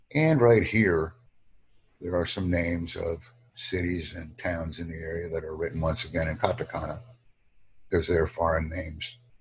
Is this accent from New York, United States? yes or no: yes; New York, United States; first language English; home country, and I put down America